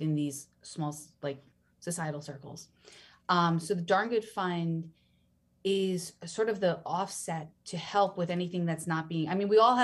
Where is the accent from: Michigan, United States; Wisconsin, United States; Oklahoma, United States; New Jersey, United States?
New Jersey, United States; moved away; I'm from New Jersey originally